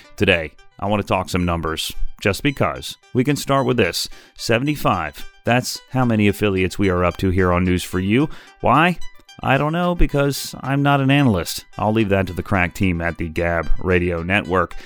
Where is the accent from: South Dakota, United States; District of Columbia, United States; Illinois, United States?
Illinois, United States; Chicago; my hometown of Chicago